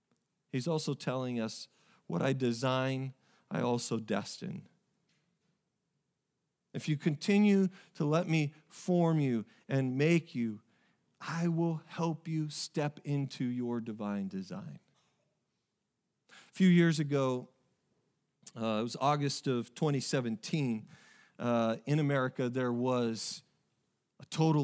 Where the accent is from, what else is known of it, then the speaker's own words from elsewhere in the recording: Oregon, United States; I played them in soccer while I was growing up in Oregon. And it's just a small little town.